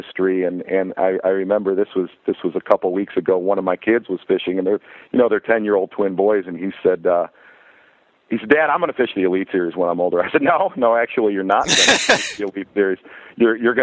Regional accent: Michigan, United States; growing up in Michigan

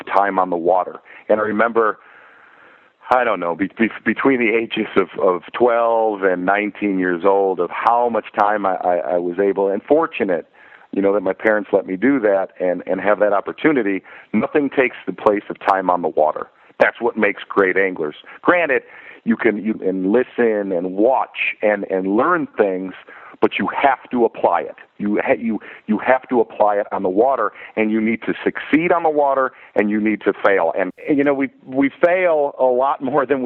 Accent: Michigan, United States; growing up in Michigan

